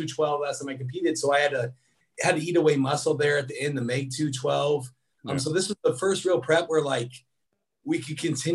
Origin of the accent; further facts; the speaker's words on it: Des Moines, Iowa, United States; I grew up in Des Moines, Iowa, which is only 5 hours away